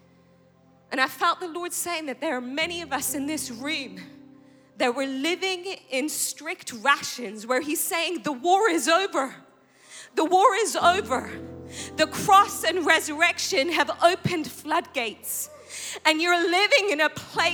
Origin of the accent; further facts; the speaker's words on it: England, United Kingdom; moved away; I grew up in England